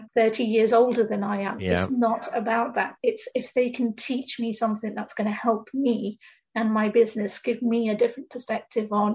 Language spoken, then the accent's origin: English; United Kingdom; my personal background is that I'm an Indian woman in the UK, and growing up, there's certain expectations that you have